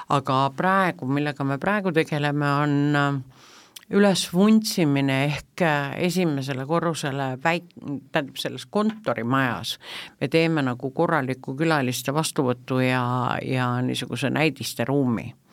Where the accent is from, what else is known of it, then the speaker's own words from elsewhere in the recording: Tallinn, Harju County, Estonia; ma olen eluaeg tallinlane olnud